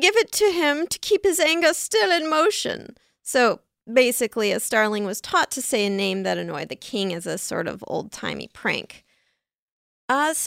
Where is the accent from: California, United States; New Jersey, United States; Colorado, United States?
California, United States; San Diego; The San Diego Union-Tribune, my hometown